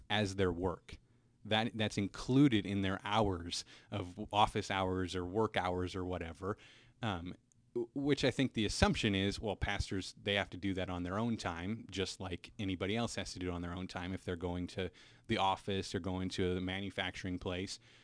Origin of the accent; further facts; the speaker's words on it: Cedar Rapids, Iowa, United States; moved away; also born or lived in Minnesota; originally, I'm from Cedar Rapids, Iowa, so fellow Hawkeye here.